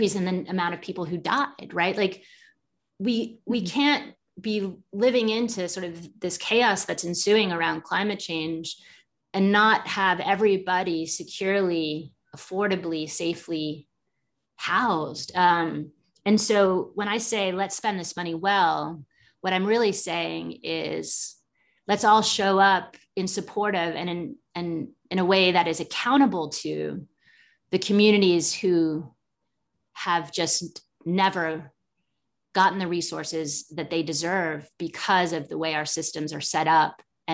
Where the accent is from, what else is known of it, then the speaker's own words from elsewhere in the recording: England, United Kingdom; now in United States; growing up in England and then coming to the United States